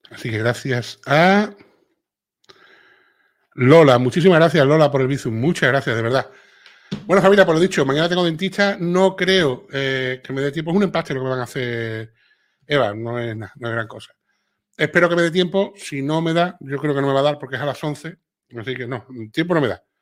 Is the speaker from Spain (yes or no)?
no; Cuba; te digo, yo soy cubana y mis amigos españoles se ríen mucho con mis dicharachos y mi forma de hablar.